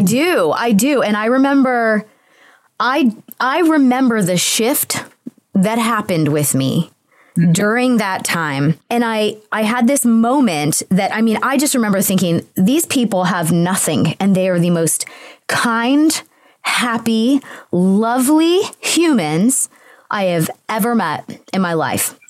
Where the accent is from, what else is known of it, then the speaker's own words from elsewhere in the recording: Atlanta, Georgia, United States; moved away as an adult; also born or lived in Los Angeles; I'm from Atlanta, Georgia.